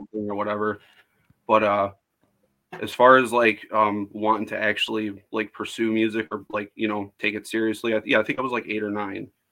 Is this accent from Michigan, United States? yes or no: yes; Woodhaven, Michigan, United States; i was born where i live right now in woodhaven michigan i'm about uh, 20 minutes south of detroit